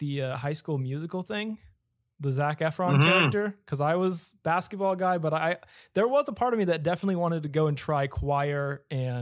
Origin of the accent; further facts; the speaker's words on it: Placedo, Texas, United States; moved away as an adult; also born or lived in Victoria, Texas; now in San Antonio, United States; I'm from Victoria. Actually, from an even smaller town called Placido, which is like 45 minutes outside